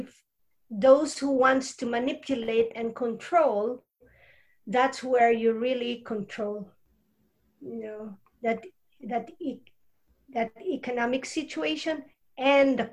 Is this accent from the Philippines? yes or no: yes; Philippines; moved away as an adult; I'm from Philippines